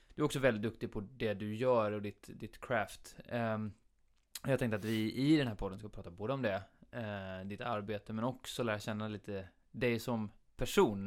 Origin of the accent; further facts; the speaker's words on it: Habo, Jönköping County, Sweden; Habo där jag växte upp